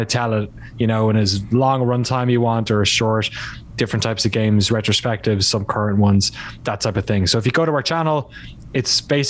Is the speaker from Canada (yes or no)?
no; Ireland; moved away as an adult; also born or lived in London, United Kingdom / West Coast, United States; now in United States; I grew up in Ireland, in case the, you know, name and accent aren't obvious enough